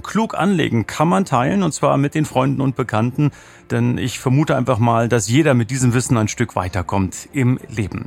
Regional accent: Potsdam, Brandenburg, Germany; als gebürtiger Potsdamer ist das für uns ehemalige DDR-Bürgerinnen und Bürger

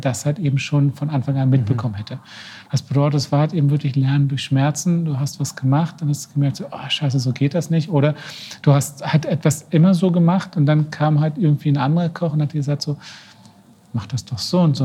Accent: 80-90 km south of Berlin, Brandenburg, Germany; moved away as an adult; ich bin ja geboren, 80, 90 Kilometer von Berlin entfernt, mhm. ähm, im Süden

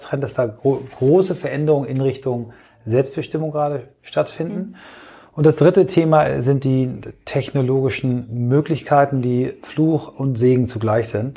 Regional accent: Kiel, Schleswig-Holstein, Germany; moved away; also born or lived in Flensburg / Augsburg; Also ich bin in Flensburg geboren, äh, dann eingeschult worden in Kiel

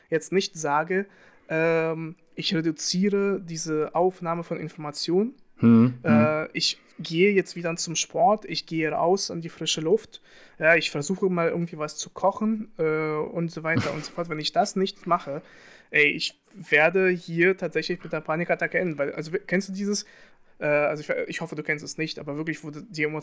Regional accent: Russia; ich will nicht sagen, dass man als Russe Schuld hat.

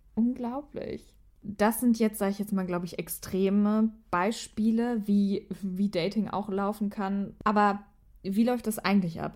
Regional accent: Germany; bei uns in Deutschland

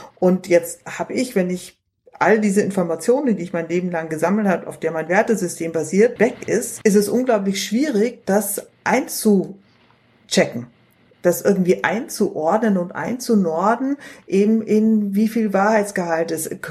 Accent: Munich, Bavaria, Germany; hier in Bayern, ich bin ja, bin ja Münchnerin

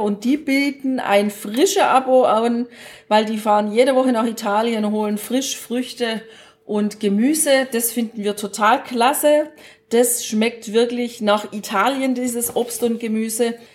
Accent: Baden-Württemberg, Germany; Als Schwäbin

